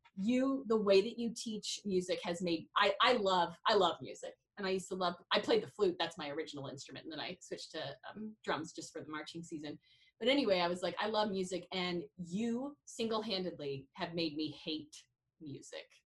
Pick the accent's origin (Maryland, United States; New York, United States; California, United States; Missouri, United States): Missouri, United States; Kansas City; now in South Dakota, United States; I am from Kansas City, Missouri